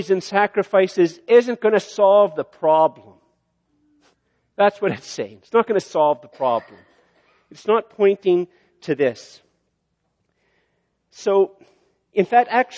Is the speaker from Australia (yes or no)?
no; Canada; as a Canadian